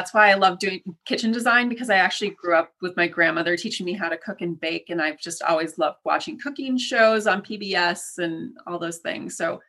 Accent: Midwest, United States; I'm a Midwesterner. I love food.

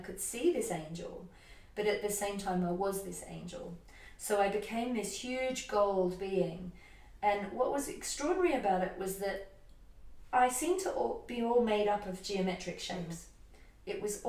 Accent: Australia; moved away as an adult; now in United Kingdom; When I was 21, I moved from Australia to the UK, and I was in a relationship.

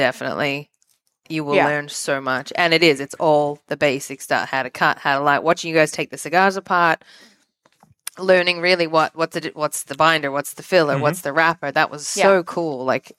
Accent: Australia; I'm also Australian

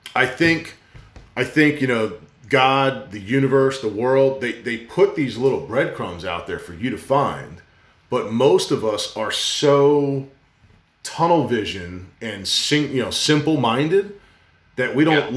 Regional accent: New Jersey, United States; growing up in New Jersey

